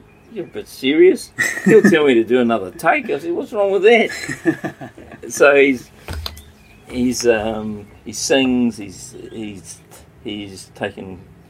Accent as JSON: {"language": "English", "region": "Waikato", "country": "New Zealand", "said": "I mean, I'm from the Waikato, I'm from Tainui."}